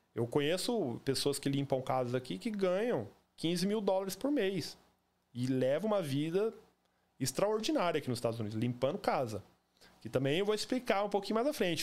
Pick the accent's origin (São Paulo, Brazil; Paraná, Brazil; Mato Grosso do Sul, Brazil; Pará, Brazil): Mato Grosso do Sul, Brazil; Campo Grande; moved away as an adult; also born or lived in Cuiabá, Mato Grosso; now in Orlando, United States; Eu sou nascido e criado no Jardim Panamá, em Campo Grande